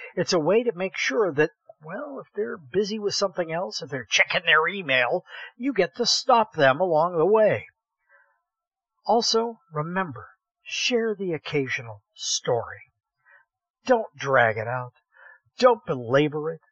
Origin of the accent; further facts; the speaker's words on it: Columbiana, Ohio, United States; I grew up in Columbiana, Ohio, the little town no one has ever heard